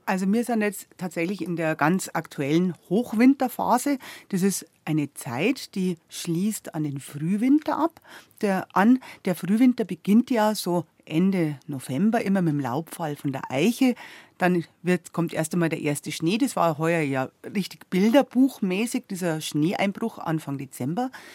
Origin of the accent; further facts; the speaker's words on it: Southern Germany, Germany; bei uns in Süddeutschland